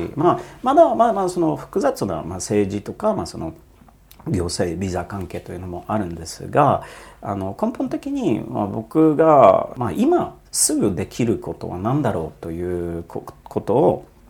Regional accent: Poland; Japanese is a second language; also born or lived in Germany / Netherlands / United States; now in Japan; 僕生まれたのは、まあ、ポーランドの共産主義の時の、うんえー、時代でで非常にちっちゃい村で生まれ育って

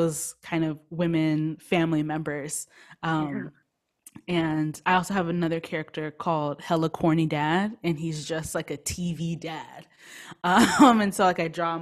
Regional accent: United States; I was born in the United States

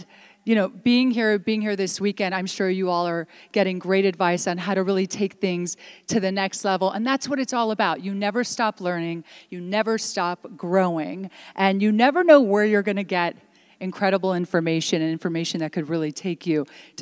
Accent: Washington, District of Columbia, United States; first language Italian; English is a second language; also born or lived in Italy; I did come here as a young girl to America. I did not speak a lick of English. And right from day one, being in public school in Washington, D.C., you know, no one spoke Italian.

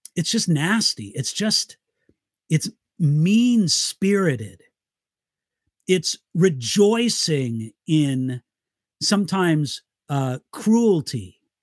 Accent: Southern California, United States; also born or lived in Siegen, Germany / Santa Barbara, California; I lived my entire life in California, Southern California, except for seven years when I lived in Germany

